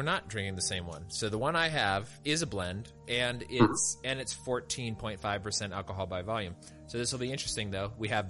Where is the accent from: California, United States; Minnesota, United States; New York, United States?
California, United States; Northern; moved away; also born or lived in Virginia; we moved to Virginia, we would get this occasionally from people. They'd be like, oh, where are you from? And we'd be like, California.